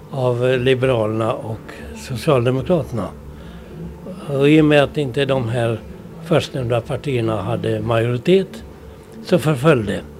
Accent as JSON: {"language": "Swedish", "region": "Åland", "country": "Finland", "moved": "yes", "lives_now": "Sweden", "said": "Annars skulle jag återflytta till Åland, men nu är det lite sent."}